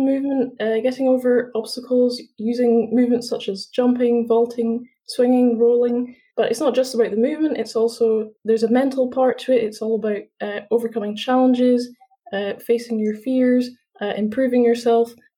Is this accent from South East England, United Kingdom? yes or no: no; Edinburgh, Scotland, United Kingdom; I'm from Edinburgh, so I'm still in Edinburgh studying at university, but yeah, I'm also born in Edinburgh.